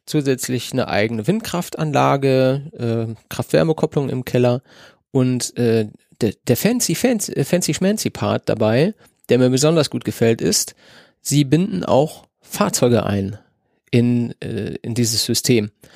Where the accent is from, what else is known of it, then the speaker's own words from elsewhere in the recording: not far from Hagen, North Rhine-Westphalia, Germany; in Nordrhein-Westfalen ist und gar nicht weit von wo ich aufgewachsen bin.